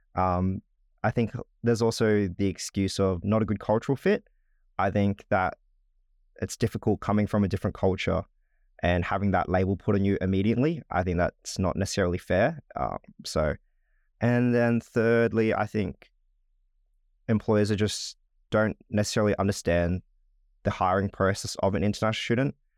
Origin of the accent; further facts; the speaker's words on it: Darwin, Northern Territory, Australia; moved away as an adult; now in Melbourne, Australia; I was born and raised in Darwin in the Northern Territory